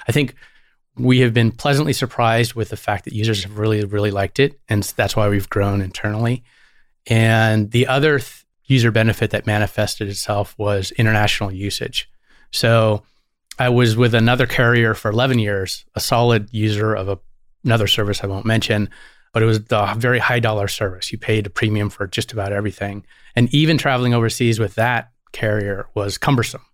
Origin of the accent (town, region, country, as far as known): Santa Barbara, California, United States; born or raised there; also born or lived in Syracuse, New York